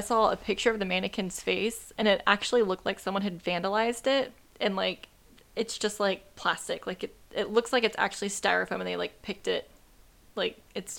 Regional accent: Florida, United States; Because I'm from Florida. I grew up with it in my backyard.

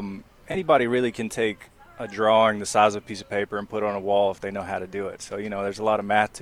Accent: Durham, North Carolina, United States; Born and raised in Durham

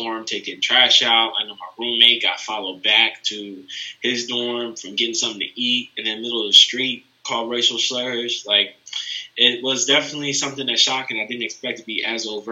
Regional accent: Baltimore, Maryland, United States; moved away as an adult; now in Lexington, United States; I'm from Baltimore, Maryland.

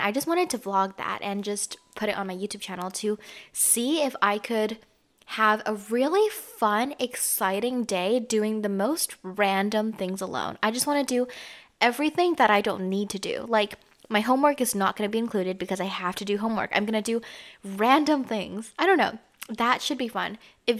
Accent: Canada; I grew up in Canada, so this is why I don't really have like an accent or anything.

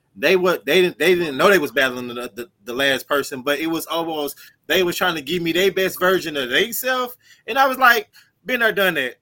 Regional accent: St. Louis, Missouri, United States; I'm from St. Louis

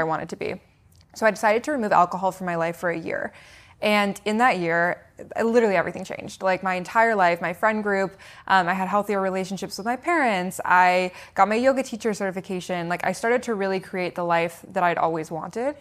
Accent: Seattle, Washington, United States; I was born in Seattle, Washington, so West Coast

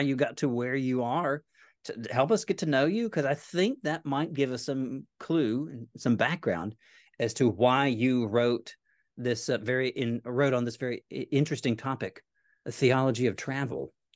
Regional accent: Nashville, Tennessee, United States; moved away as an adult; now in Corpus Christi, United States; my wife and I grew up in Nashville

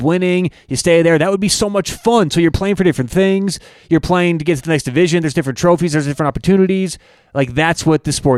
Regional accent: Colorado, United States; I grew up in Colorado and I love CU.

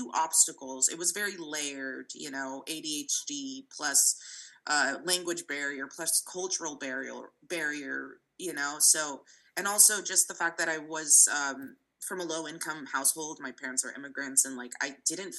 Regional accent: San Francisco, California, United States; born or raised there; first language Russian; English is a second language

